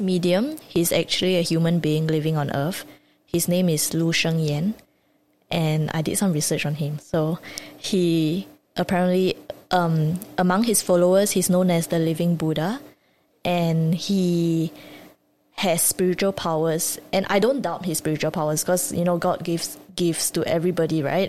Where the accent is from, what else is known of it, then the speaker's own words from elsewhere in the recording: Singapore; I grew up in Singapore